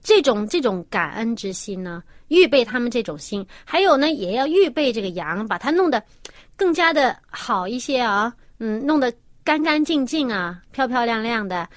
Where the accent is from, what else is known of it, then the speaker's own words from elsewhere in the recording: China; 我们中国人